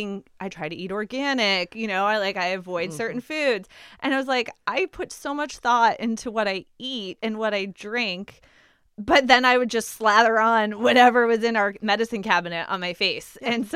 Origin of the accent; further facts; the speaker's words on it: New England, United States; I'm born and raised in New England. I love being a New Englander. I wouldn't trade it in.